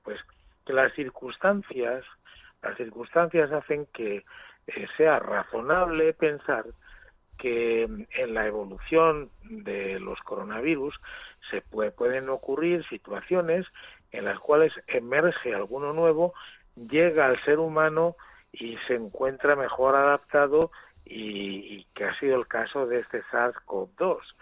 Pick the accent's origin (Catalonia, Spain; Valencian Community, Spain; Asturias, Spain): Asturias, Spain; Estoy en Asturias, que es mi lugar. De... Eh, yo soy asturiano